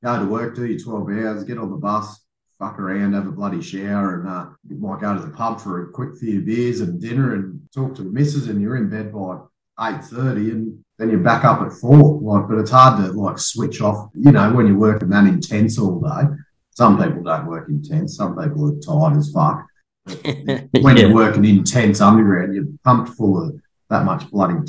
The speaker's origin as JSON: {"language": "English", "town": "Inverell", "region": "New South Wales", "country": "Australia", "tie": "born or raised there", "also_born_or_lived": "Sydney", "moved": "as an adult", "lives_now": "Perth, Australia", "said": "Inverell, mate"}